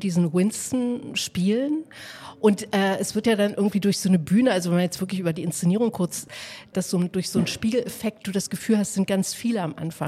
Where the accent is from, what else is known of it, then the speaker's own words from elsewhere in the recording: eastern Germany, Germany; wir kommen alle drei aus dem Osten